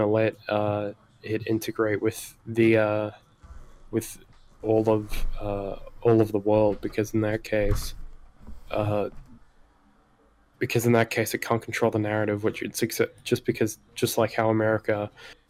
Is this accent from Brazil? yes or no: no; New Zealand; I'm a Kiwi